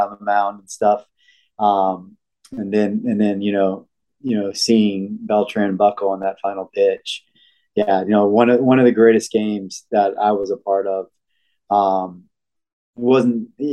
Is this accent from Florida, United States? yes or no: yes; Florida, United States; I'm from Florida